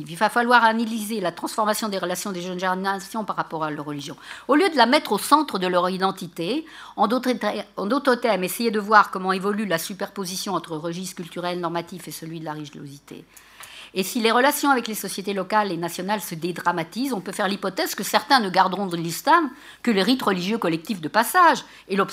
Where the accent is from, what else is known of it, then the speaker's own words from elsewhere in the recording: Morocco; c'est parce que je suis marocain, je suis maléquite